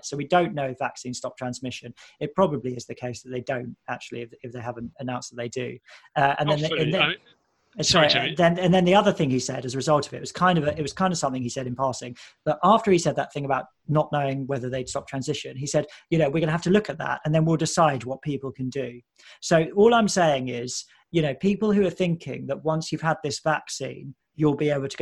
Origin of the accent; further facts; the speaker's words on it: United Kingdom; as a British person